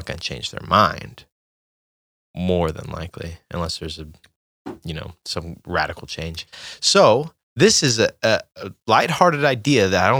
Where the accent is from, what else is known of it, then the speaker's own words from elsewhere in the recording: near Vidor, Texas, United States; So I grew up near Vider